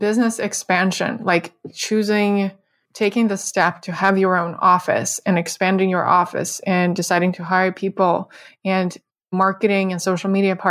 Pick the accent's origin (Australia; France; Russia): Russia; moved away; we both are immigrants. So yeah. We have some things in common with that. You're from Canada, I'm from Russia.